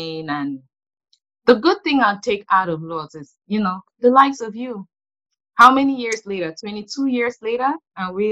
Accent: Yaoundé, Centre, Cameroon; Being born and raised in Yaoundé, the capital city

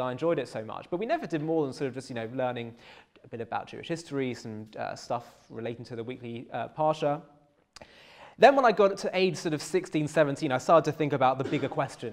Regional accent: London, United Kingdom; I grew up in North London

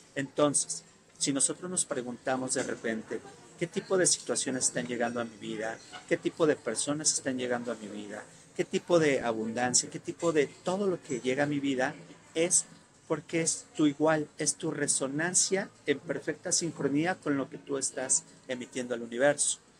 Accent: Mexico; somos los primeros mexicanos

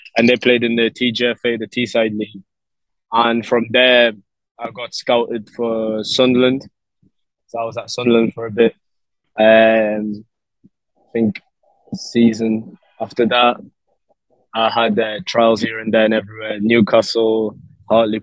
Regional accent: Lisbon, Portugal; now in Gibraltar; So I was born in Lisbon, Portugal, and like a little suburb area in Lisbon

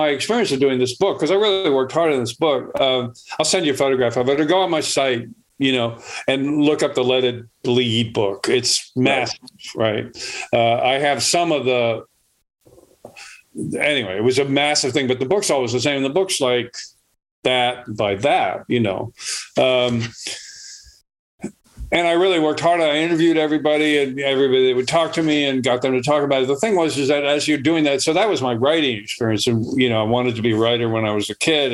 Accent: San Francisco, California, United States; I grew up in San Francisco

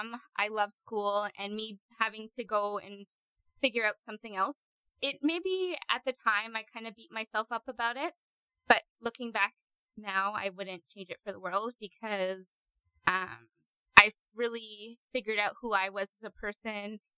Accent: Burnaby, British Columbia, Canada; also born or lived in Ontario; now in Nanaimo, Canada; So most of my life, I grew up in Burnaby

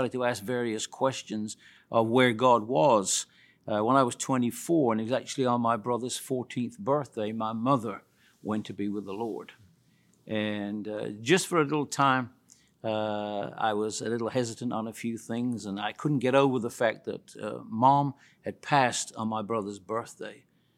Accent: West Midlands, United Kingdom; I was born in the United Kingdom many, many years ago, virtually in the central part of the United Kingdom near Birmingham.

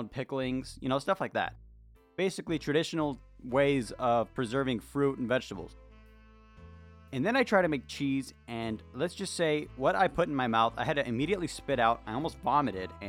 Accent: United States; I'm from the United States of America

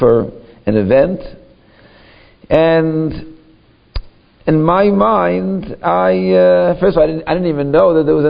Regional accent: Toronto, Ontario, Canada; my hometown, Toronto

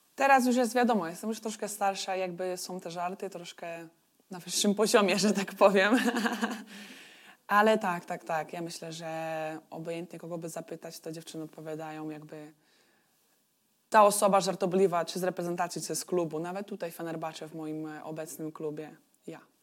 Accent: Turów, Łódź Voivodeship, Poland; also born or lived in Wieluń; now in Istanbul, Turkey; Turów to jest moja mała wioska

